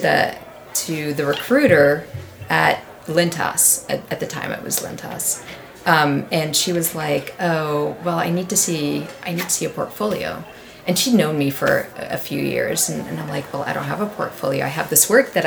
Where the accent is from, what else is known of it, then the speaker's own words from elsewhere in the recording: New York, United States; moved away; also born or lived in North Carolina; I worked in North Carolina as a copywriter, but so I grew up in New York